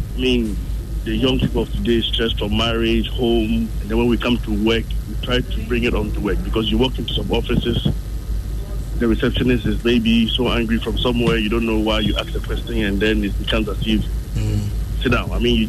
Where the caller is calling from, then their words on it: Ofankor, Greater Accra, Ghana; I'm calling from Ofanko.